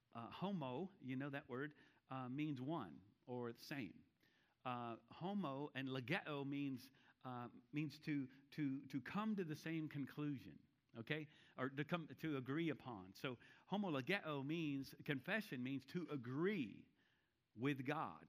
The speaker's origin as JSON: {"language": "English", "town": "Charlotte", "region": "North Carolina", "country": "United States", "said": "I'm from Charlotte"}